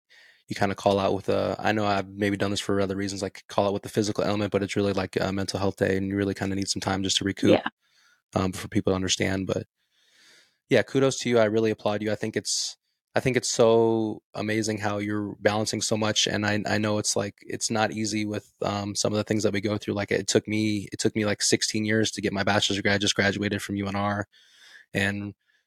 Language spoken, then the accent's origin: English; Las Vegas, Nevada, United States; I'm originally from Las Vegas, Nevada, so I kind of moved just I'm still within the state of Nevada, just in a different area